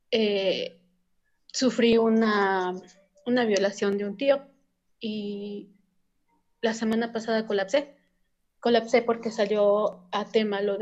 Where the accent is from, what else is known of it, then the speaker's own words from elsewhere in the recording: Mexico; yo soy de México igual.